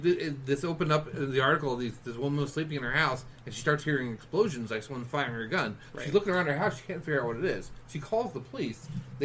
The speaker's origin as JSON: {"language": "English", "region": "New York", "country": "United States", "moved": "yes", "said": "I am from New York."}